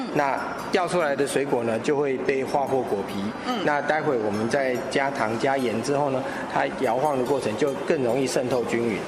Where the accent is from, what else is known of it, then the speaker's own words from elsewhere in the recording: Yilan County, Taiwan; 是我们宜兰的特产，叫金桔